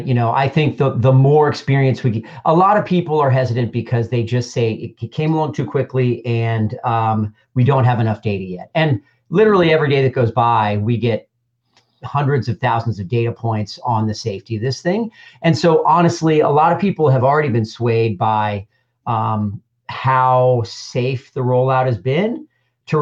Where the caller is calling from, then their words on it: Indianapolis, Indiana, United States; Yeah, so I'm calling from Indianapolis, Indiana. I'm in my home office.